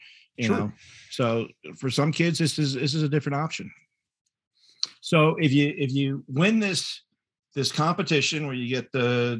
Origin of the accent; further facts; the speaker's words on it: Fort Collins, Colorado, United States; And I grew up in Fort Collins.